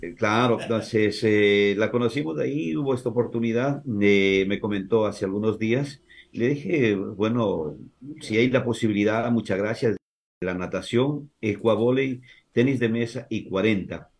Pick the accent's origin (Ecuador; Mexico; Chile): Ecuador; Cochapata, Azuay; also born or lived in Santo Domingo de los Tsáchilas; now in Santo Domingo, Ecuador; Yo soy un azuayo, soy nacido en un pueblito donde la gente nos dice que el sol sale con poncho, eh, un pueblito de, de fronterizo de Azuay con Zamora Chinchipe, allá por eh, la zona del Azuay, se llama Cochapata. Eh, desde allá hace muchísimos años vinimos a Santo Domingo de los Sáchiras con mi familia